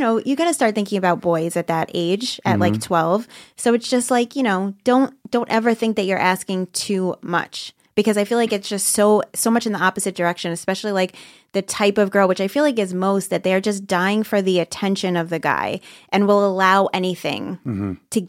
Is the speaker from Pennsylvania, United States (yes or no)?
no; Brooklyn, New York, United States; now in Staten Island, United States